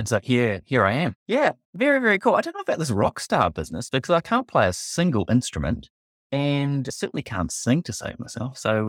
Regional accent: Timaru, Canterbury, New Zealand; also born or lived in Belgium; originally from Timaru in the deep south, east coast of South Island, and grew up there.

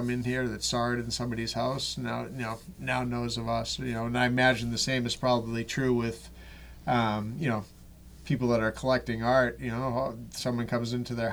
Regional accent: South Shore, Massachusetts, United States; growing up in the South Shore

